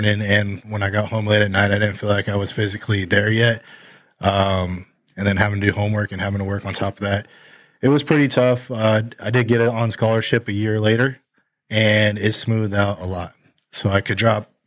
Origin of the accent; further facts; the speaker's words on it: Gilbert, Arizona, United States; I grew up in Gilbert, Arizona, not too far here from Sun Lakes